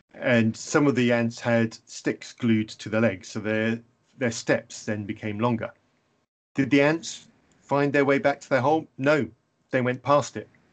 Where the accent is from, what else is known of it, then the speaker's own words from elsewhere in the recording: England, United Kingdom; I'm English